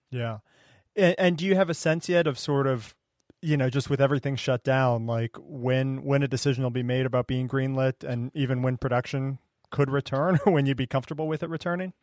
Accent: Ohio, United States; I grew up in Ohio

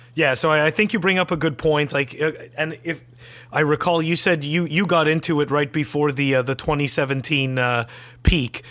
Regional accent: Canada; I'm a Canadian

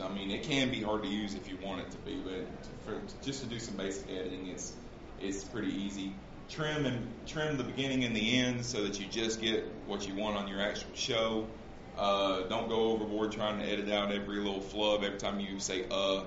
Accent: Central Alabama, United States; I grew up in Central Alabama, so sometimes my grammar is not exactly correct

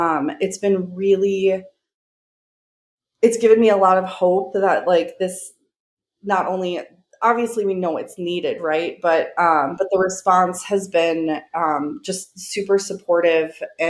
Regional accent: Minneapolis, Minnesota, United States; my hometown

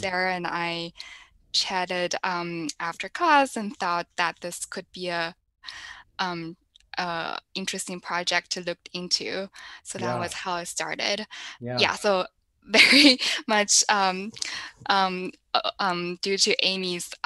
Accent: China; moved away as an adult; now in United States; I'm from China. I came to the US for college and grad school.

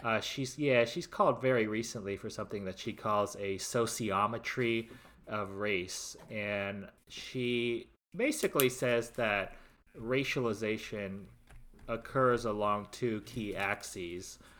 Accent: Los Angeles, California, United States; I'm from the Lo, Greater Los Angeles area and a cluster of suburbs

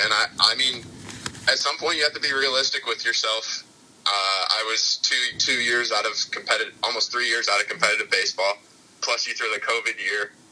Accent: Michigan, United States; I was living in Michigan at the time, which is like my home state, hometown.

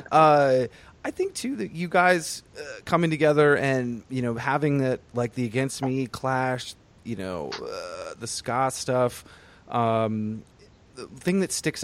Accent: Vermont, United States; now in New York City, United States; I grew up in Vermont.

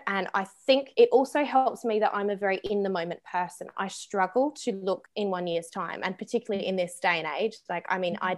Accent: Australia; moved away; I am from Australia

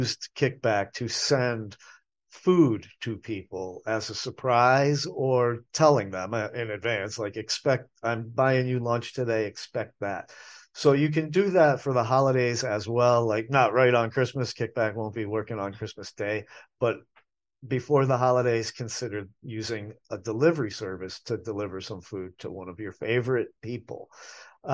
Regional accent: New England, United States; now in Asheville, United States; I grew up in New England

